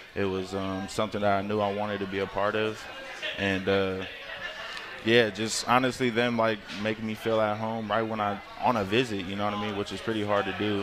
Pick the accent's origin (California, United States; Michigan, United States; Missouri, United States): California, United States; Concord; moved away as an adult; also born or lived in Washington; I'm from Northern California